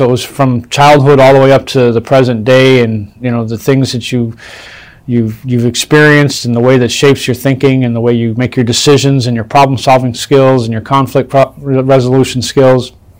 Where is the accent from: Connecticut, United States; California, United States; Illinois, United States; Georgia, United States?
Illinois, United States; Chicago; I was born in Chicago.